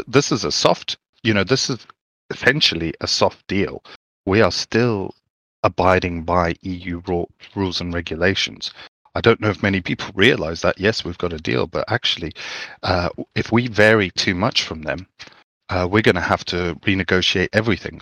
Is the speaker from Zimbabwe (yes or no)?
yes; Zimbabwe; I grew up in Zimbabwe